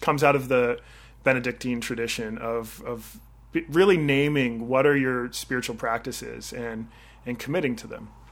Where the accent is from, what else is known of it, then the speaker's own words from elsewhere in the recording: Victoria, British Columbia, Canada; also born or lived in Vancouver / Orlando, Florida; I grew up in Victoria, and I did my undergraduate in Vancouver